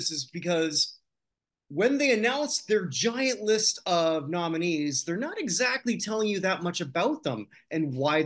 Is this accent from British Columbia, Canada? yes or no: no; Toronto, Ontario, Canada; growing up in Toronto